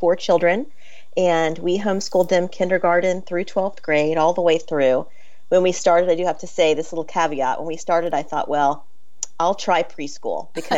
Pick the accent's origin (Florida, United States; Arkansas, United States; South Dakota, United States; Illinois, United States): Florida, United States; I grew up in Florida